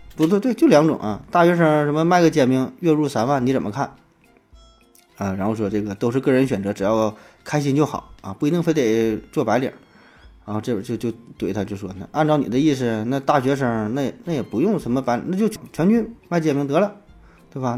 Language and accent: Chinese; Northeast China, China; 咱是东北人